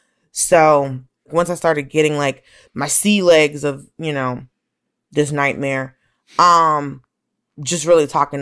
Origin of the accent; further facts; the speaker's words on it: Atlanta, Georgia, United States; but also grew up in Atlanta. So you know, I grew up around Black people and white people who are accustomed to being around Black people.